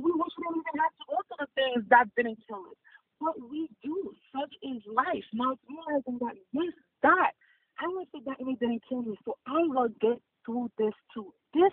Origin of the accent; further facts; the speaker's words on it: Haiti; also born or lived in Boston, United States; now in Florida, United States; As a first-generation immigrant, for me, the biggest thing is growing up in Haiti.